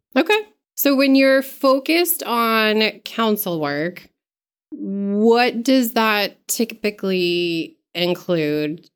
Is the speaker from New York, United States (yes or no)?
no; Mechanic Falls, Maine, United States; I'm from Mechanic Falls, so in R S U sixteen